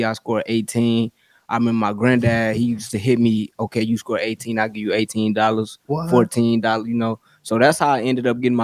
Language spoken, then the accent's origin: English; Kenosha, Wisconsin, United States; I grew up in Kenosha, Wisconsin